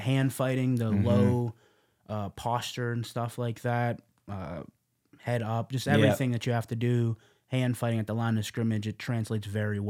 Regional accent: Las Vegas, Nevada, United States; I've always been a Mike Tyson fan since a kid because I grew up in Las Vegas.

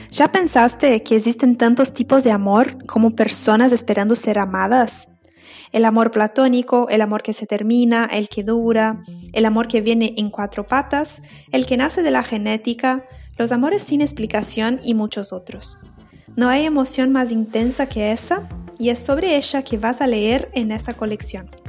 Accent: Brazil; Spanish is a second language; moved away as an adult; now in Uruguay; Yo soy brasileña, pero vivo en Uruguay hace siete años.

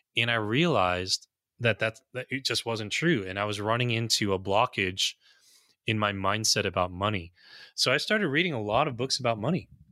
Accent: United States; also born or lived in New Jersey; I'm an American

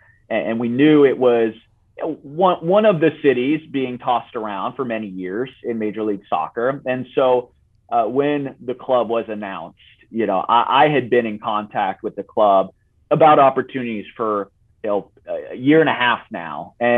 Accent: Italy; English is a second language; now in United States; And so I grew up in Italy, and soccer was a big part of my life.

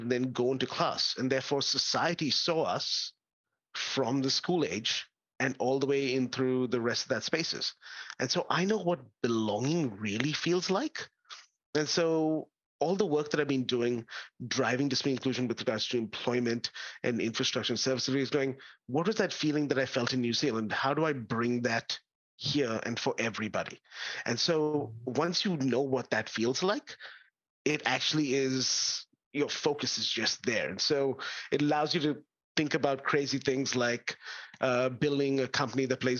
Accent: India; now in Australia; I grew up in India

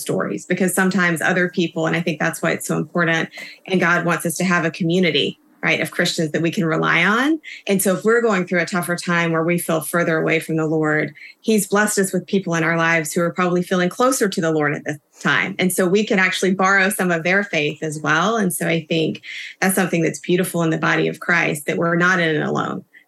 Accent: South Carolina, United States; I grew up in South Carolina

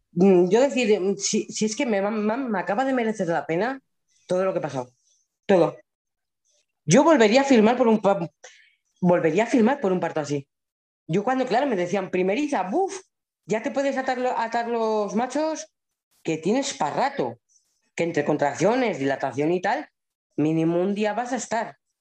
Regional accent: La Rioja, Spain; yo soy de La Rioja

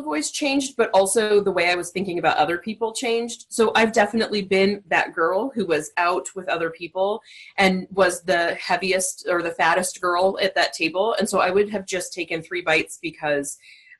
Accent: Southern California, United States; I'm actually from Southern California. So I think growing up in a coastal town

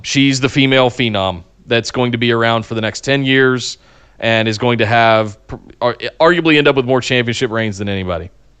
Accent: North Carolina, United States; growing up in Central North Carolina around Smoky Mountain Wrestling, Glenn Jacobs.

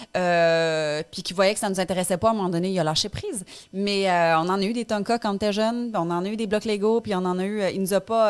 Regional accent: Abitibi, Quebec, Canada; moved away as an adult; now in Montreal, Canada; on a grandi en Abitibi

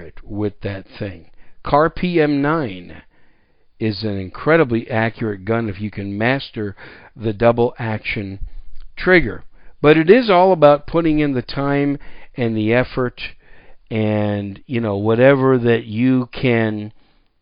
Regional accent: 15 miles west of Green Bay, Wisconsin, United States; moved away as an adult; also born or lived in New York City / Oklahoma; now in San Antonio, United States; I grew up about 15 miles west of Green Bay

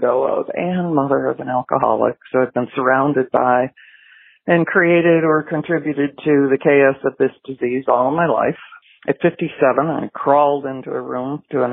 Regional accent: Milford, Michigan, United States; now in Florida, United States; I grew up out in Milford, Michigan, which is not far from Ann Arbor

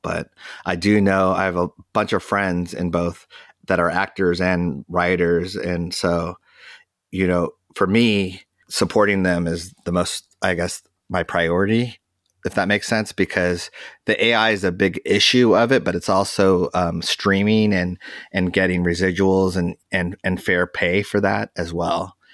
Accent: United States; we're American

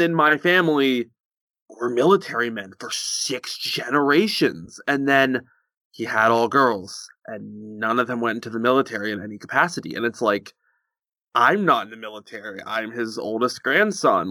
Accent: United States; also born or lived in Virginia; I'm, I'm American.

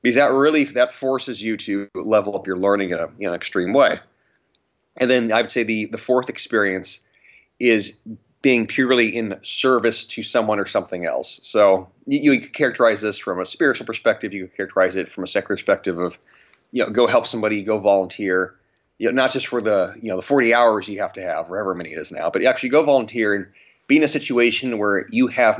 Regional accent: Riverside County, California, United States; I grew up in Riverside County in California, which was one of the hardest hit county in the country.

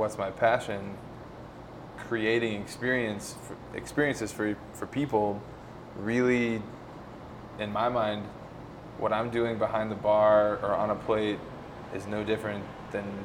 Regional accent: Tennessee, United States; moved away as an adult; now in Colorado, United States; Rachel and I grew up together in Tennessee

